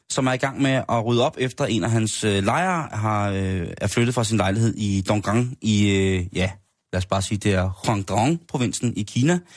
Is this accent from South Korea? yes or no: yes; South Korea; now in Denmark; Jeg er jo oprindelig fra Asien, og jeps, hvis man nu havde luret det, så tillykke. Men har man en sjældent gang haft svært ved at finde sammenhæng imellem mit spændende eksotiske ydre og min haltende danske accent, jamen så er det jo altså korrekt. Jeg stammer fra Sydkorea.